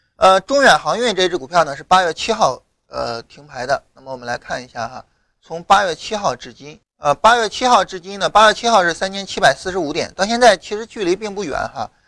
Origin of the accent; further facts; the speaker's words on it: rural Shandong, China; 我老家山东农村的嘛